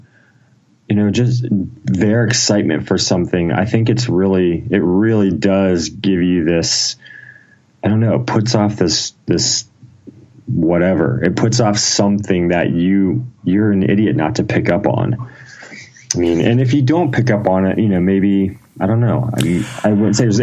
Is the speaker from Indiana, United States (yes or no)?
no; Ohio, United States; I was born in Ohio, small town in Ohio. I've kind of lived in Ohio most of my life